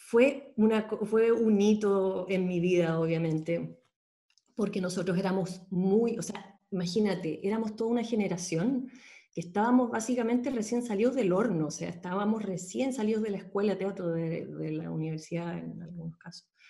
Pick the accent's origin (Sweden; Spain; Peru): Sweden; born there; yo nací en Suecia, eh, mi papá es chileno